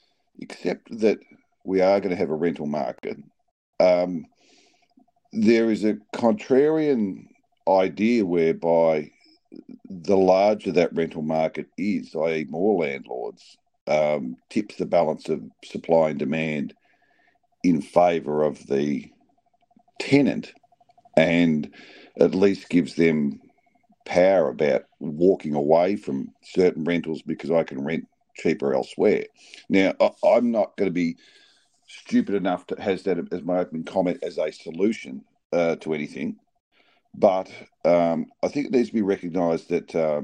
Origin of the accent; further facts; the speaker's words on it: Melbourne, Victoria, Australia; moved away as an adult; I grew up in Melbourne, but left Melbourne 30 years